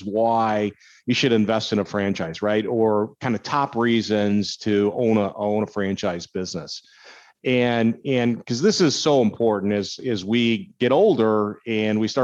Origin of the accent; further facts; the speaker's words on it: Minnesota, United States; moved away; I grew up in Minnesota, so I'm used to cold weather